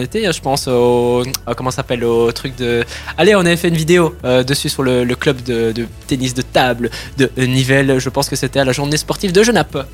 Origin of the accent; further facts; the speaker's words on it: Italy; en tant qu'Italien